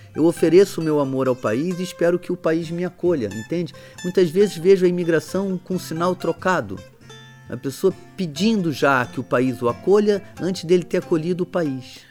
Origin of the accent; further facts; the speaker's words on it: Brazil; moved away as an adult; now in Portugal; Eu me dedico ao Brasil que é onde eu nasci e onde tem lá o, o povo, meu povo original.